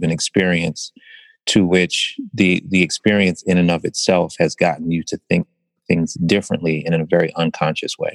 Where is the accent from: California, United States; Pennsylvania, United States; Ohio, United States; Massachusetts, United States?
Pennsylvania, United States; Philadelphia; born and raised in West Philadelphia